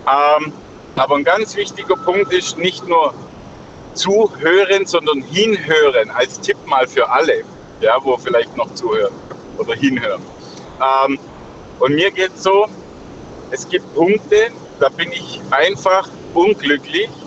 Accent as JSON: {"language": "German", "town": "Stuttgart", "region": "Baden-Württemberg", "country": "Germany", "lives_now": "Augsburg, Germany", "said": "Ich komme ursprünglich aus Stuttgart, wohne aber in, bei Augsburg."}